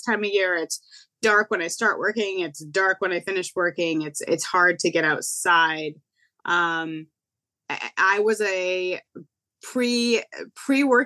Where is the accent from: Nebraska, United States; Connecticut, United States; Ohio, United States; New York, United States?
Connecticut, United States; I'm from Connecticut